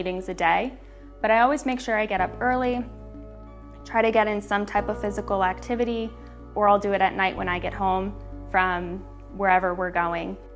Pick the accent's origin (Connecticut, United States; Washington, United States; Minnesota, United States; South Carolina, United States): Connecticut, United States; Newtown; also born or lived in Long Island, New York; I am 30 years old from Newtown, Connecticut